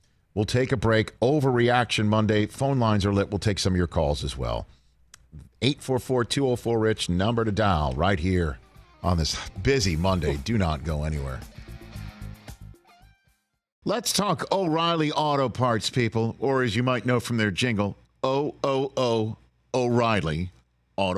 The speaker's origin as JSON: {"language": "English", "town": "New York City", "region": "New York", "country": "United States", "tie": "born or raised there", "said": "in my hometown of Staten Island, New York."}